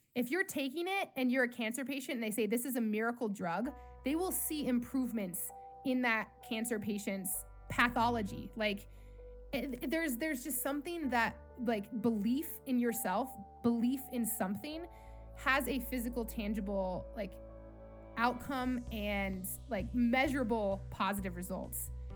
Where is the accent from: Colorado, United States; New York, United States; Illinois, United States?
Colorado, United States; I grew up in Colorado